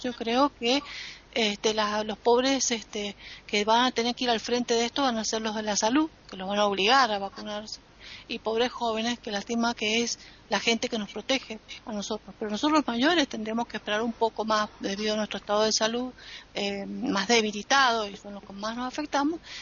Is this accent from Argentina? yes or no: yes; Argentina